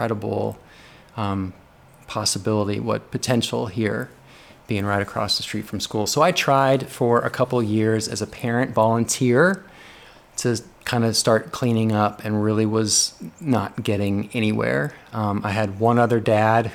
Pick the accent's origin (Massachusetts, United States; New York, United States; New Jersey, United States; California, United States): California, United States; Los Angeles; now in Shreveport, United States; I grew up in Los Angeles, and I grew up less than a mile away from what we called the LA Wash